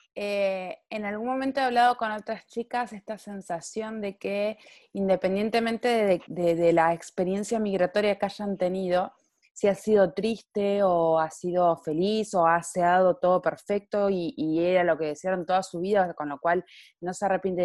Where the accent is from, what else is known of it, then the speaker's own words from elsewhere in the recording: Neuquén, Argentina; now in Marbella, Spain; soy periodista, neuquina, mujer e inmigrante, actualmente grabando desde Marbella en la costa del Sol española